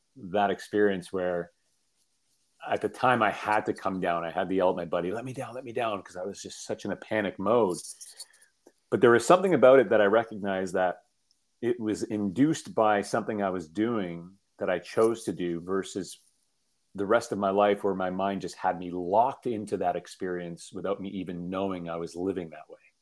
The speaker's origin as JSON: {"language": "English", "town": "Toronto", "region": "Ontario", "country": "Canada", "tie": "born or raised there", "said": "I grew up in uh, in Toronto, um, um central Canada"}